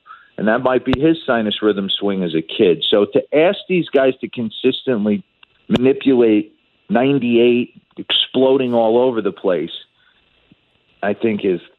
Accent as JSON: {"language": "English", "town": "Carlstadt", "region": "New Jersey", "country": "United States", "said": "I'm from Carlstadt, New Jersey. It's not too far away."}